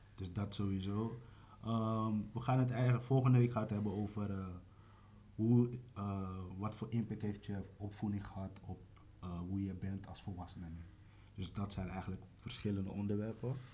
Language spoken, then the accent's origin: Dutch; Amsterdam, North Holland, Netherlands; geboren en getogen in Amsterdam Zuidoost